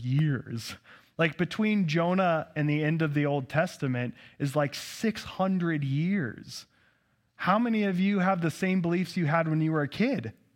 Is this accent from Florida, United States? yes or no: no; Nampa, Idaho, United States; also born or lived in Kansas City; born and raised in Nampa, Idaho